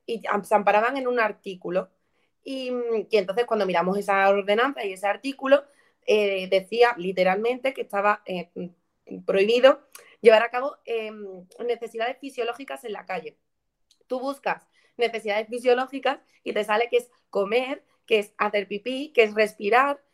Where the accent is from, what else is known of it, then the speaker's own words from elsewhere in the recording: Écija, Andalusia, Spain; Écija, por ejemplo, mi pueblo